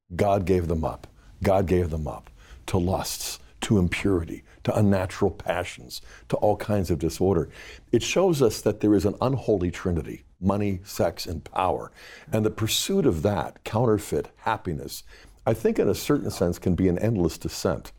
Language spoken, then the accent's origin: English; Pittsburgh, Pennsylvania, United States; growing up in Pittsburgh